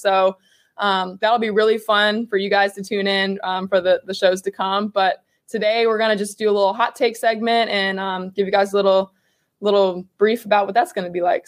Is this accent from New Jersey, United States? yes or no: no; Virginia, United States; My hometown is about 25 minutes north of Charlottesville. So always grew up a UVA fan.